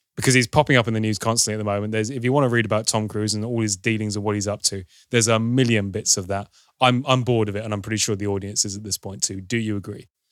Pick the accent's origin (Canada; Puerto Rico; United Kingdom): United Kingdom; I'm British